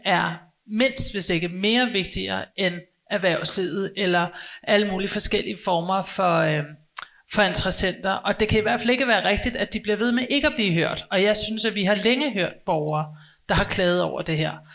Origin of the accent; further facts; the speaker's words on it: Copenhagen, Capital Region of Denmark, Denmark; jeg er selv født og opvokset i København, også i Indre